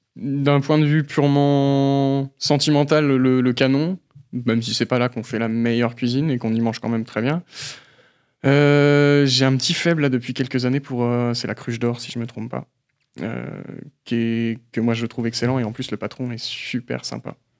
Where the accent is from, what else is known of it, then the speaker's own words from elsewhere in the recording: Belfort, Bourgogne-Franche-Comté, France; moved away as an adult; also born or lived in Brittany (family origin); date de naissance le 29 mai 1994. le lieu à Belfort.